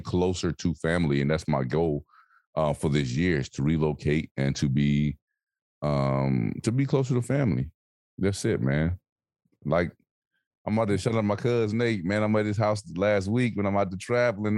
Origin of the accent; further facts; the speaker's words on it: Alabama, United States; moved away; the further I'm away from Alabama, man, the further away I'm away from home. Like when I go home, I'm connected.